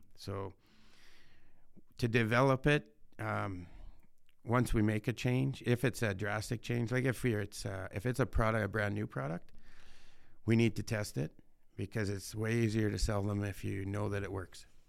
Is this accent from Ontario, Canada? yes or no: no; Saskatchewan, Canada; born or raised there